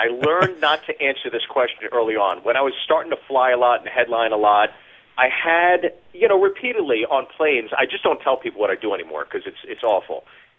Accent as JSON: {"language": "English", "town": "Freehold", "region": "New Jersey", "country": "United States", "tie": "born or raised there", "also_born_or_lived": "Pittsburgh / Chicago", "moved": "yes", "said": "where I grew up because, you know, the calling card when you're from Freehold is that's where … from. And my background is that I'm Korean and Irish. I'm Caucasian and Asian, which makes me Caucasian, is the proper term."}